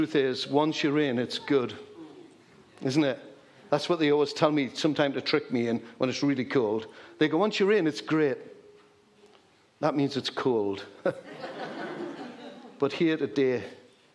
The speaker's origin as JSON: {"language": "English", "area": "Geordie", "region": "North East England", "country": "United Kingdom", "accent": "Geordie", "said": "I taught him some Geordie"}